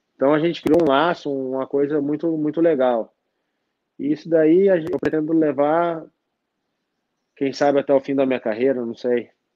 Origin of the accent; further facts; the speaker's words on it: Mogi Mirim, São Paulo, Brazil; eu sou de Mogi